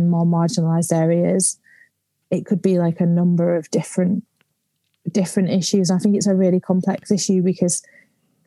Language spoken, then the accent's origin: English; the north of England, United Kingdom; also born or lived in London